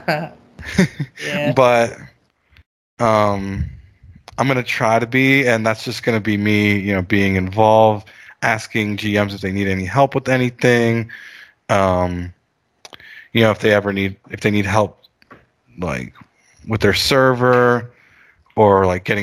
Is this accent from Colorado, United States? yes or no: no; Miami, Florida, United States; I'm from Miami, about 15 minutes from South Beach